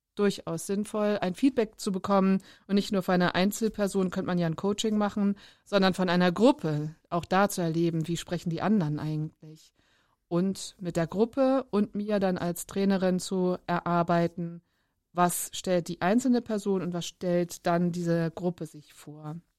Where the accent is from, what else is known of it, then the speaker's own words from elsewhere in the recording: Bremerhaven, Bremen, Germany; also born or lived in Darmstadt; Ich bin geboren in Darmstadt, aufgewachsen in Bremerhaven